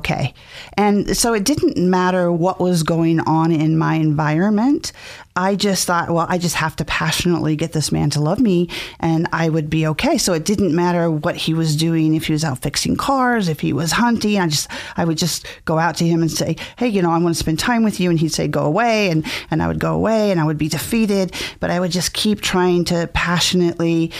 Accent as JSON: {"language": "English", "town": "Mountain Home", "region": "Idaho", "country": "United States", "tie": "born or raised there", "also_born_or_lived": "California", "said": "I was born in California, but my parents brought me to Mountain Home, Idaho when I was three"}